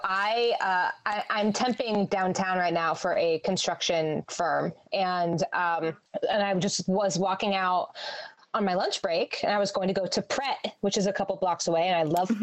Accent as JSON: {"language": "English", "area": "Philly area", "region": "Pennsylvania", "country": "United States", "tie": "born or raised there", "also_born_or_lived": "Philadelphia", "said": "I was born, I mean, I was born in the city, but I, and I lived in the city for like the first couple of years of my life. But then um, we moved to the, the burbs. But when people ask me where I'm from, I always say I'm from Philly"}